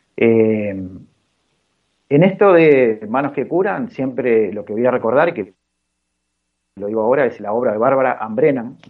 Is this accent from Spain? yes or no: no; Uruguay; yo soy uruguayo, nací acá en Uruguay